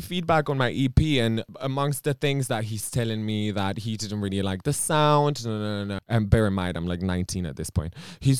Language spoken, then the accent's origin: English; Romania; English is a second language; now in United Kingdom; I'm from Romania.